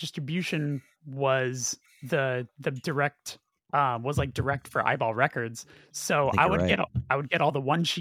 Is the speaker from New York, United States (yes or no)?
no; Burbank, California, United States; I'm from Burbank, California